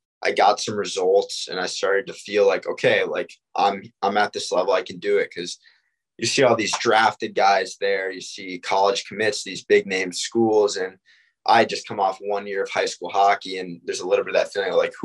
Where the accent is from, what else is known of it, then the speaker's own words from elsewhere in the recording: Greenwich, Connecticut, United States; moved away as an adult; I went to prep school in Connecticut, actually in my hometown